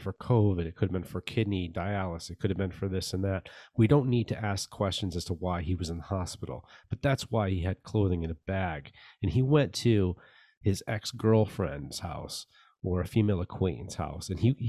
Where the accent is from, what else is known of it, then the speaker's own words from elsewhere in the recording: United States; Like, well, I'm an American